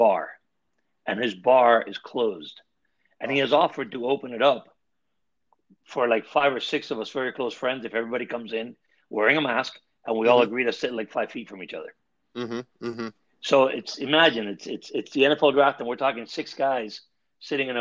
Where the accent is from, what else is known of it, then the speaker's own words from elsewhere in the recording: West Palm Beach, Florida, United States; also born or lived in Miami, Florida / Gainesville, Florida; I'm a kid that grew up in West Palm. I moved to Miami right before high school started